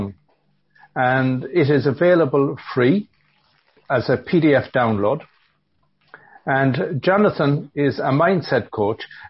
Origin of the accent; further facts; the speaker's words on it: Galway, Connacht, Ireland; Me being from Galway